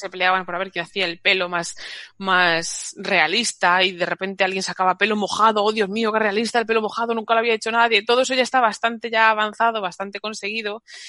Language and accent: Spanish; Madrid, Community of Madrid, Spain; en mi Madrid natal, que yo soy de Madrid